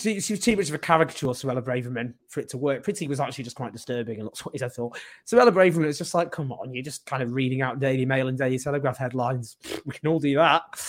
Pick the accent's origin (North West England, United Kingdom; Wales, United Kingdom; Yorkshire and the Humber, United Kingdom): North West England, United Kingdom; Stockport; I'm from Stockport.